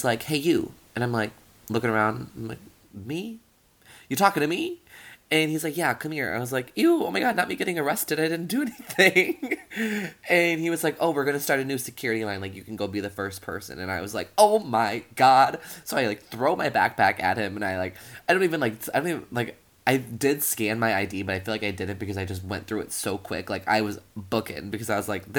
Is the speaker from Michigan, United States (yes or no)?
no; Wisconsin, United States; moved away as an adult; now in Washington, D.C., United States; my hometown is right in the middle of it